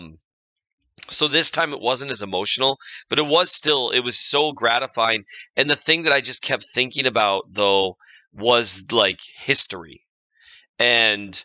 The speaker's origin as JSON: {"language": "English", "region": "Minnesota", "country": "United States", "said": "I'm from Minnesota"}